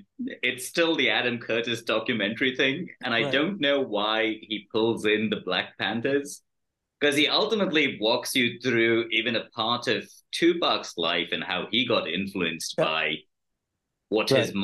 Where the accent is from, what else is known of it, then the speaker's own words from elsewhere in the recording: India; moved away as an adult; now in United States; as an Indian